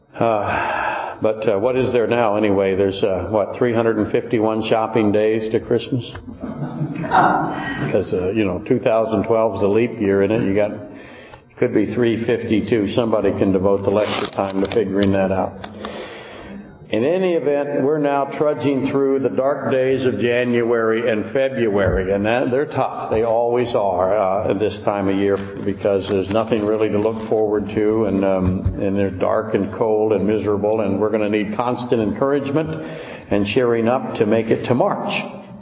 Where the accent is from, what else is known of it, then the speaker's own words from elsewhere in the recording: Whittier, Alaska, United States; I grew up in Whittier